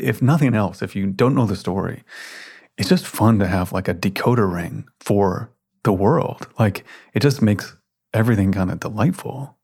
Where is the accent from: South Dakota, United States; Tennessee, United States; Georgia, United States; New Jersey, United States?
Tennessee, United States; Memphis; moved away; I spent a lot of time growing up in Memphis, Tennessee